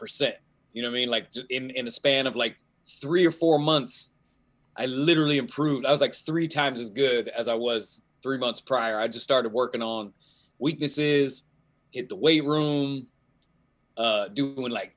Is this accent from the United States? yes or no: yes; Keizer, Oregon, United States; I'm actually from Kaiser, Oregon